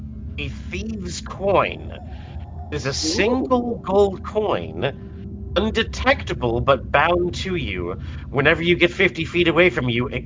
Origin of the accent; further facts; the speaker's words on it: Canada; I'm Canadian.